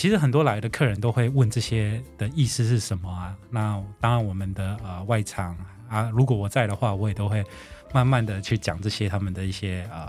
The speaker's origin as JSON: {"language": "Chinese", "region": "southern Taiwan", "country": "Taiwan", "said": "我是呃正港的南部人。"}